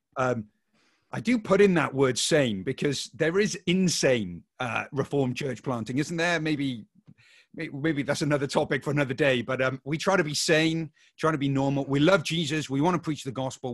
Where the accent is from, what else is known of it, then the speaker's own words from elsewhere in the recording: Wales, United Kingdom; now in Oxford, United Kingdom; I grew up in Wales, so I feel at home